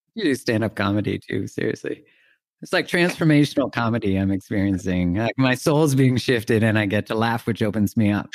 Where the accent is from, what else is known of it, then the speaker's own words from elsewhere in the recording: Canada; I grew up in Canada